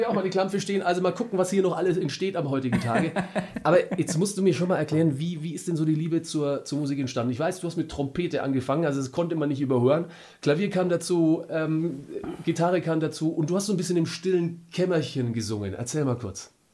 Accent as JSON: {"language": "German", "region": "Franconia", "country": "Germany", "said": "bei uns in Franken"}